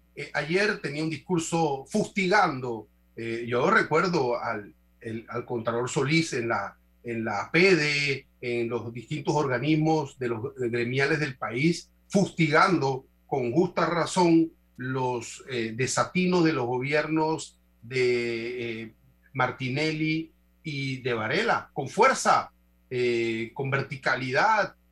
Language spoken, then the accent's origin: Spanish; Panama; como panameños